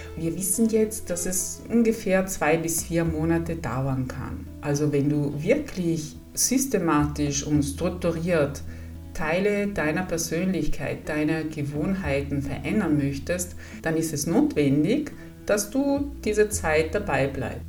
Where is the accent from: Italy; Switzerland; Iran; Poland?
Italy; German is a second language; moved away as an adult; also born or lived in Padua, Italy / Salzburg, Austria; now in Bavaria, Germany; Ich komme aus Italien